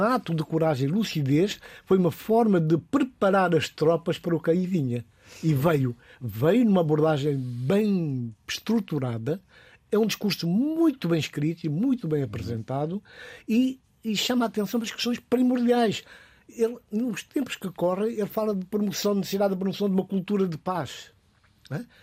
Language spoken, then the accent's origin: Portuguese; Guinea-Bissau; na minha terra, na Guiné-Bissau